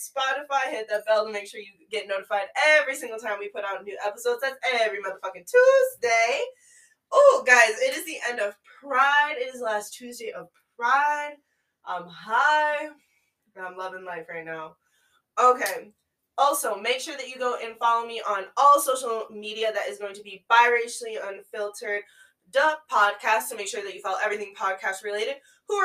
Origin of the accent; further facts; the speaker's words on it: the Yankee North, Northeast, United States; I am from the Yankee North